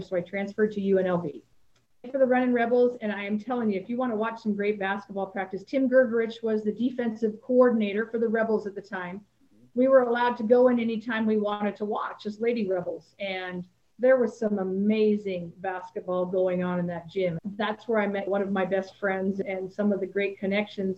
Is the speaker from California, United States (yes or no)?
yes; Salinas, California, United States; my hometown